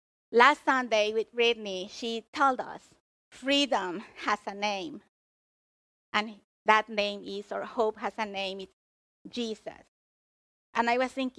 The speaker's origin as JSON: {"language": "English", "country": "Mexico", "tie": "born or raised there", "moved": "yes", "lives_now": "United States", "said": "originally I was born in Mexico."}